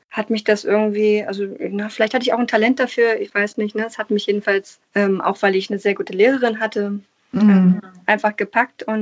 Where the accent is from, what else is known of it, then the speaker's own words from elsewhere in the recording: Berlin, Germany; Da hatte ich als eingeborene Berlinerin die Gelegenheit, an einem Gymnasium